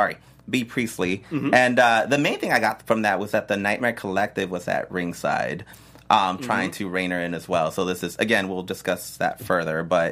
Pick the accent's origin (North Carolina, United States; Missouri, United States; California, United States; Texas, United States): Texas, United States; El Paso; I'm from El Paso